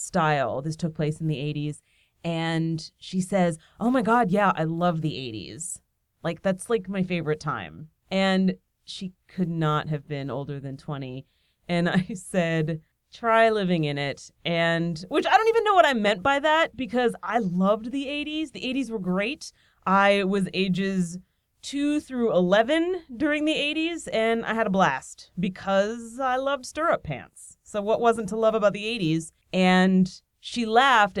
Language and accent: English; Nazareth, Pennsylvania, United States; moved away; I visited my hometown, Nazareth, Pennsylvania